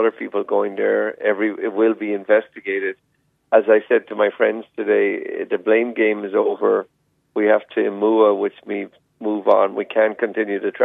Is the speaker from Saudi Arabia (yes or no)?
no; Clonmel, Munster, Ireland; moved away as an adult; now in Maui, United States; I was running away from Clonmel. No, I came over with the hotel business Four Seasons in 96